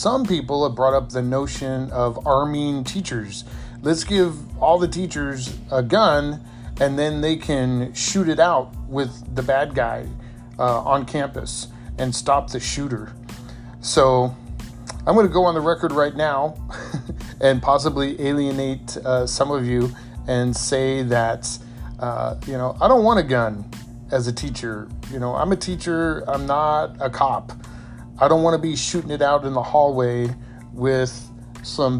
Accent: San Diego, California, United States; as a kid growing up in San Diego

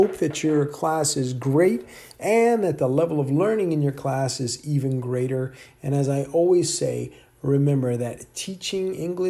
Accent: Virginia, United States; also born or lived in Ohio; So I, you know, I was born in Ohio, but I never really lived there. So I never really considered that my hometown because I grew up in Northern Virginia for most of my life.

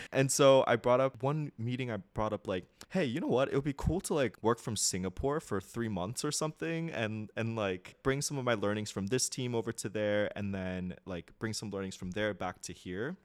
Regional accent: United States; moved away as an adult; also born or lived in Japan; I'm a typical American

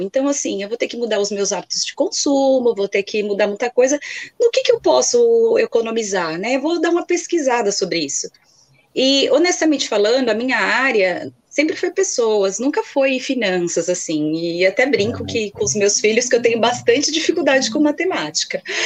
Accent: Guarulhos, São Paulo, Brazil; Eu sou aqui da Grande São Paulo, mais precisamente da cidade de Guarulhos, pertinho aqui do aeroporto

